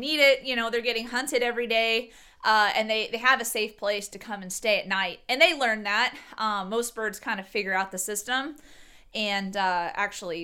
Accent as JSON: {"language": "English", "region": "Texas", "country": "United States", "tie": "born or raised there", "moved": "yes", "said": "I'm from Texas and I was born, raised, you know, hunting and fishing."}